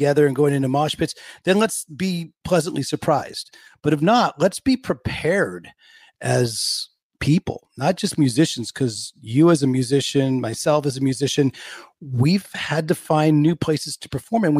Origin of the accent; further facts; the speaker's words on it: Bay Area, California, United States; moved away as an adult; also born or lived in Sacramento, California / Los Angeles, California; now in Stockholm, Sweden; when I was growing up, I grew up in the Bay Area.